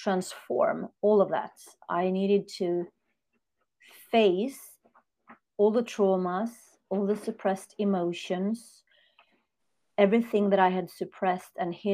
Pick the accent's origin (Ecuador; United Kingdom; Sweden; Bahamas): Sweden; I'm born and raised in Sweden, north of Europe